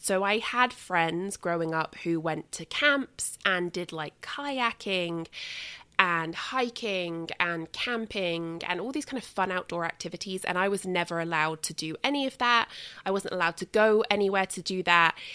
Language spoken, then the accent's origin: English; England, United Kingdom; moved away; when I was growing up in England